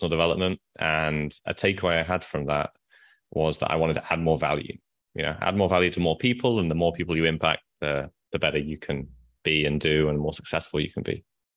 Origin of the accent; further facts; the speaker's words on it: Nottingham, East Midlands, United Kingdom; now in Vietnam; I'm from the UK. I grew up in Nottingham, where Robin Hood is from.